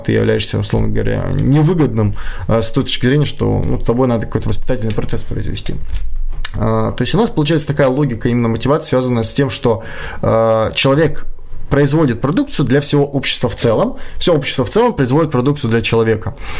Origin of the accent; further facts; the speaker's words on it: Kyiv, Ukraine; moved away as an adult; now in Saint Petersburg, Russia; я сам из Украины, я сам из Киева